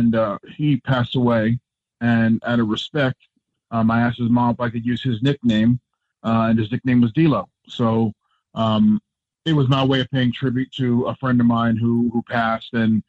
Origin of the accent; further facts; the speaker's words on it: New Jersey, United States; moved away; growing up in the Northeast in New Jersey and not experiencing the South in any way